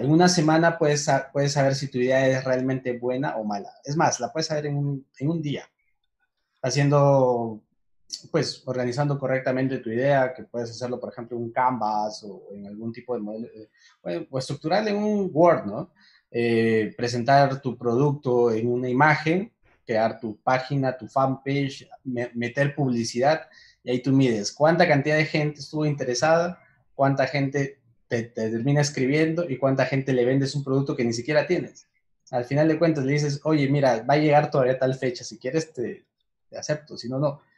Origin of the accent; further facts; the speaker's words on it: Huancayo, Junín, Peru; moved away as an adult; now in Medellín, Colombia; soy peruano, nací en Huancayo